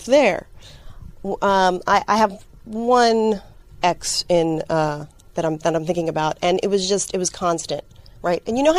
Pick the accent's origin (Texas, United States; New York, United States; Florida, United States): New York, United States; New York City; accent: New York; I grew up in Brooklyn. I had to actively not pick up that accent for some reason.